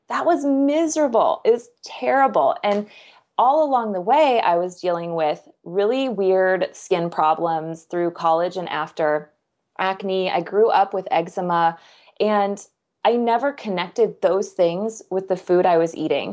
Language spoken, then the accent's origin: English; Kansas, United States; I'm from Kansas.